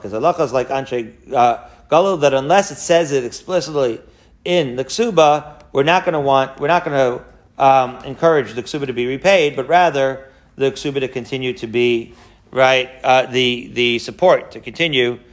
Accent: Merrick, New York, United States; I grew up in Merrick, Long Island

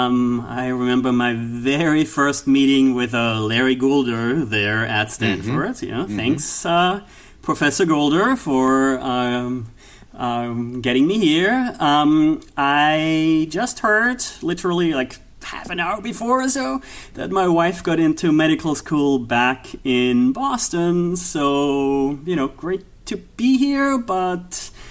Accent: Austria; accent: Austrian; English is a second language; moved away as an adult; also born or lived in Minneapolis, Minnesota; Well, my accent is from Austria. That's where I grew up the first 18 years of my life

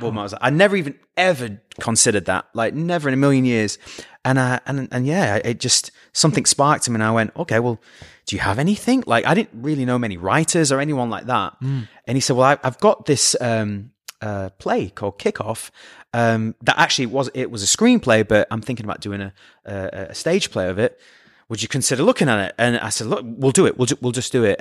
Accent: Scunthorpe, Yorkshire and the Humber, United Kingdom; moved away; I'm from Scunthorpe

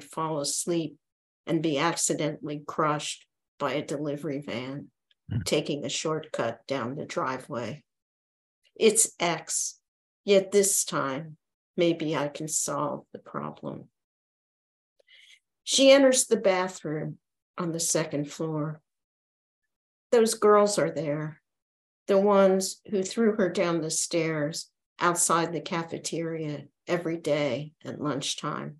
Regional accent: Philadelphia, Pennsylvania, United States; I grew up in Philadelphia, as I said, and I went to Northeast High School

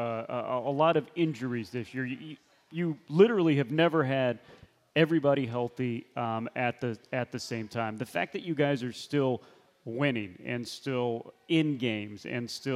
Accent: United States; I'm an American

